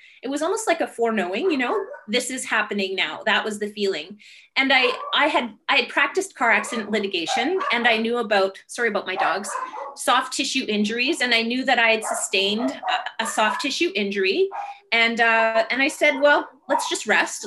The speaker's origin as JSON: {"language": "English", "country": "Canada", "tie": "born or raised there", "said": "I grew up, I'm Indigenous Canadian, so I'm Ojibwe, and I grew up in my traditional territory"}